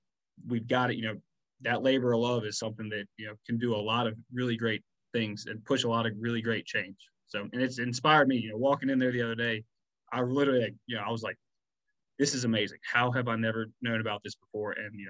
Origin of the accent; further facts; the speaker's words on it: Greensboro, North Carolina, United States; moved away as an adult; also born or lived in Charlotte / Orlando / Durham / Wilmington; growing up in Greensboro, not knowing about the Magnolia House